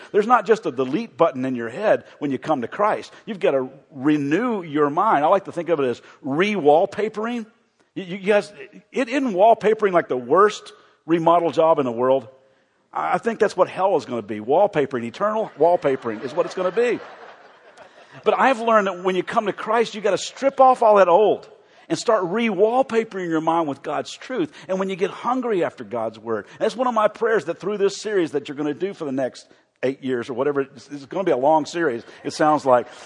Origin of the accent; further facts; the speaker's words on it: the South, United States; I know this is weird, and this will tell you that I grew up in the South.